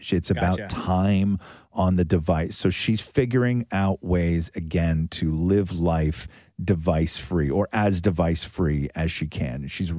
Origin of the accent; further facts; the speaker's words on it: Acton, Ontario, Canada; growing up in Acton